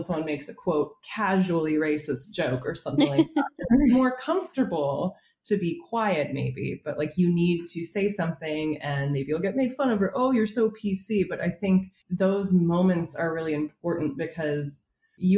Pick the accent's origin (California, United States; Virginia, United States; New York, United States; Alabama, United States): California, United States; Southern; growing up in Southern California